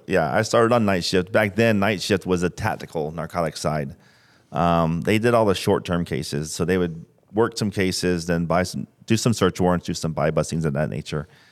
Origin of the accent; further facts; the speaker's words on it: St. Petersburg, Florida, United States; Born and raised in Saint Pete.